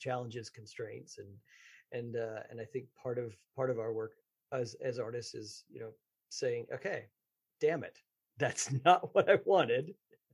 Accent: Texas, United States; I grew up in Texas

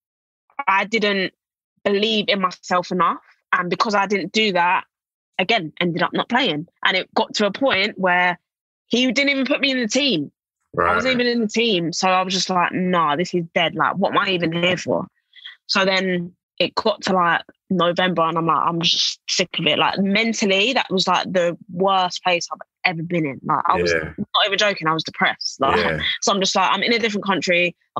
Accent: England, United Kingdom; moved away as an adult; also born or lived in Kansas / Atlanta / Spain / Italy; my home country

